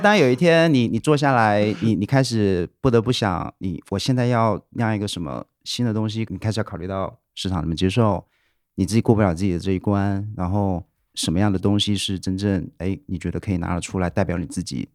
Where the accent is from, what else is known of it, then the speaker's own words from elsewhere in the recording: Wuhan, Hubei, China; moved away; 小时候在武汉长大的嘛，就哦。是我爸妈之前在武汉做生意，所以我在武汉长大了